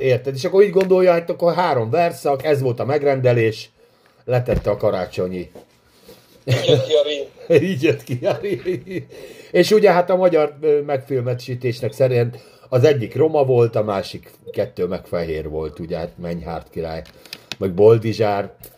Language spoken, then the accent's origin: Hungarian; Hungary; mi magyarok vagyunk